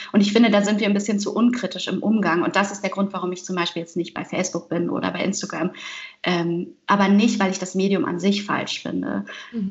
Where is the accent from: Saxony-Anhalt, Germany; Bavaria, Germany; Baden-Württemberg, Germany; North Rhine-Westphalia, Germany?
Baden-Württemberg, Germany; Heidelberg; also born or lived in Vancouver; now in Cologne, Germany; ich bin in Heidelberg geboren, aber ich identifiziere mich nicht sehr stark mit der Stadt, eher vielleicht mit, dem, mit der Ablehnung dieser Stadt, der ich sehr früh weggezogen